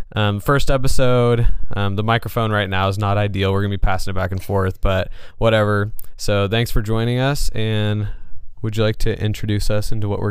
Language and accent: English; Sacramento, California, United States; moved away as an adult; also born or lived in Los Angeles, California; now in Eugene, United States; I'm from California. I was born in Southern California in Los Angeles and then grew up in Northern California around the Sacramento area. And right now we're in Eugene, Oregon, where we live. And I have lived for the last few years.